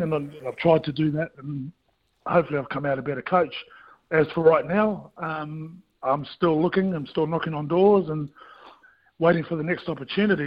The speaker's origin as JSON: {"language": "English", "country": "New Zealand", "said": "as a Kiwi kid"}